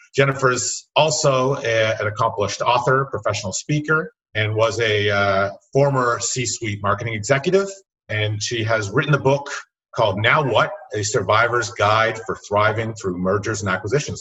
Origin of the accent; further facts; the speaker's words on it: Canada; As a Canadian